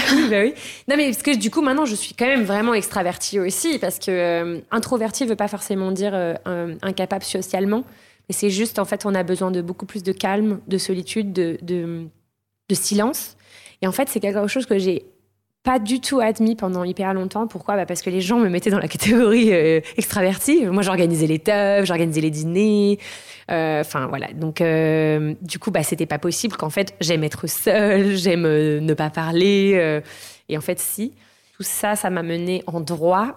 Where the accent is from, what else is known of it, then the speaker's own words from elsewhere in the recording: Garches, Île-de-France, France; moved away as an adult; now in Lisbon, Portugal; j'ai grandi euh, en France, en région parisienne, euh, dans la banlieue bourgeoise du 92 à Garches